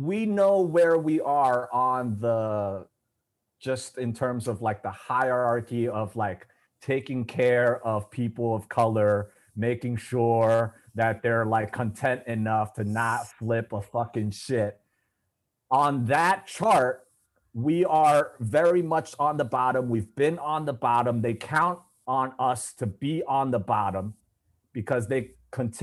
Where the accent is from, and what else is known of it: New York, United States; accent: New York